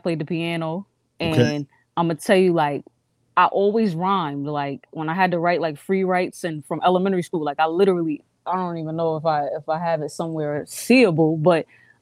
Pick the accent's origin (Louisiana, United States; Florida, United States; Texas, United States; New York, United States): New York, United States; New York City; also born or lived in Montgomery, Alabama; I was born in Montgomery, Alabama. So majority of my roots is there. And I was raised in Queens by my grandmother, Queens, New York